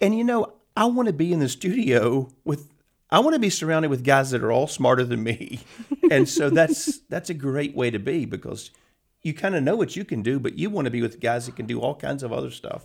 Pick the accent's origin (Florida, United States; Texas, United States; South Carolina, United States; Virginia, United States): Virginia, United States; Richmond; also born or lived in New York / Los Angeles; I grew up just outside of Richmond, and I left here and went to college, and then I was in New York a lot and, uh, in L A a little bit